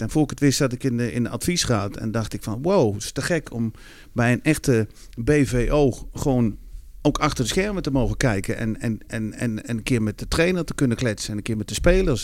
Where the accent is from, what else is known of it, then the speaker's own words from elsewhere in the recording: Netherlands; als Nederlander